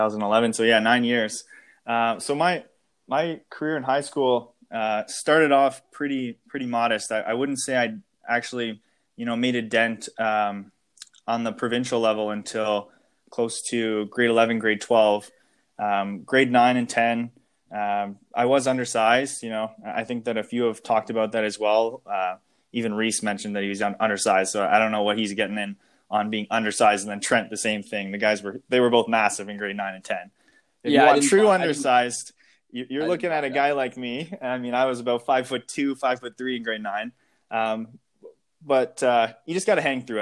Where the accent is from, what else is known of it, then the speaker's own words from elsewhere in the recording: Brockville, Ontario, Canada; my youth experience in Brockville